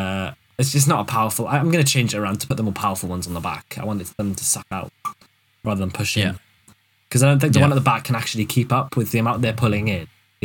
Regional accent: Wales, United Kingdom; also born or lived in Cardiff / Swansea; I was born and bred in Wales. And I physically went down the coal mines where I learnt Welsh. And then I lived in Cardiff and in Swansea.

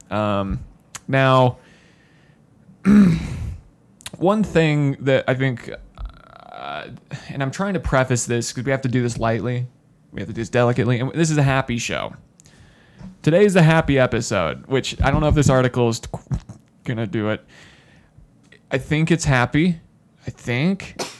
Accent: Spanish Fork, Utah, United States; we grew up in Spanish Fork

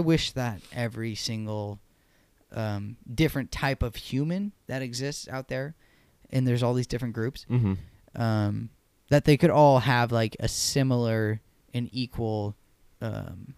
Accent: Santa Clara, California, United States; also born or lived in San Jose; I was born in Santa Clara.

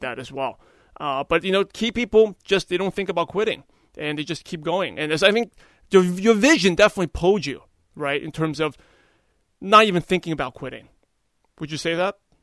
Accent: New York, United States; I'm originally from New York

